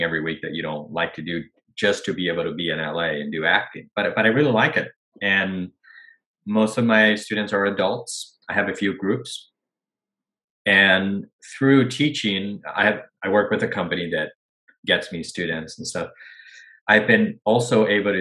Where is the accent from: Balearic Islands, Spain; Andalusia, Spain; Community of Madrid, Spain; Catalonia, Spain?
Community of Madrid, Spain; Madrid; first language Spanish; English is a second language; moved away as an adult; now in Los Angeles, United States; I was born and raised in Madrid, Spain, but my mom's American, so I always grew up bilingual